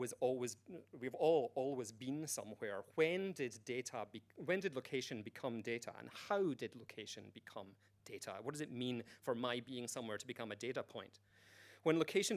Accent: United Kingdom; I'm British

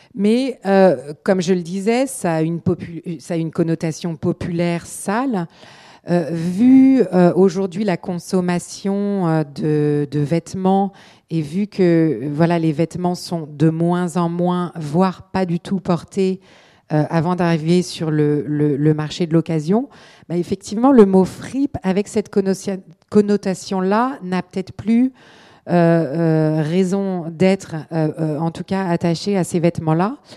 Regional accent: Paris, Île-de-France, France; moved away as an adult; also born or lived in London; j'ai grandi dans l'Est parisien et je me suis retrouvée dans l'Est londonien

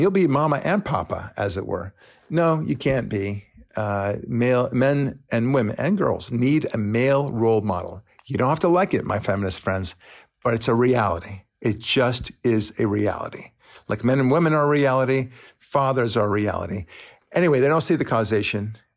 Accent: Israel; now in United States; I'm from Israel.

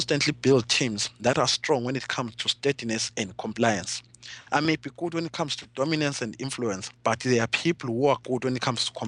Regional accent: Zimbabwe; I'm coming from Zimbabwe, a country which was once the breadbasket of Africa

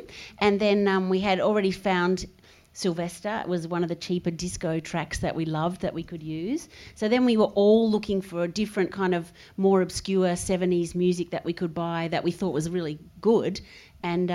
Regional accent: Adelaide, South Australia, Australia; because we come from Adelaide

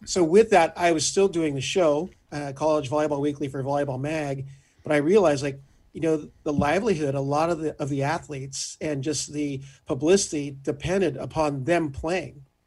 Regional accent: Orange County, California, United States; Growing up in Orange County

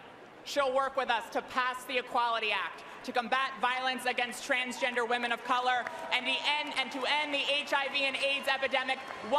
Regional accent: Delaware, United States; my home state of Delaware

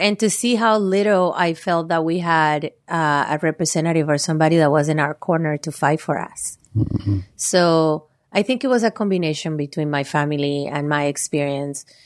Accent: Valle del Cauca, Colombia; moved away; I'm Colombian, and I was born and raised in Colombia. Uh, my family, we are from the southwest area of Colombia

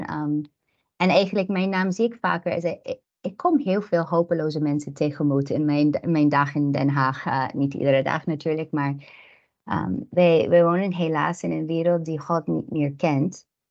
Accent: United States; Dutch is a second language; also born or lived in Ukraine (paternal family); now in Netherlands; ik ben zelf Amerikaans. Ik ben opgegroeid in een land zoals Nederland, die meer protestant is

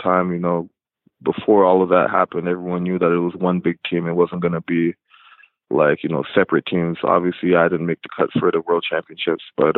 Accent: Toronto, Ontario, Canada; also born or lived in Whitby; I watched Vince Carter growing up in Toronto

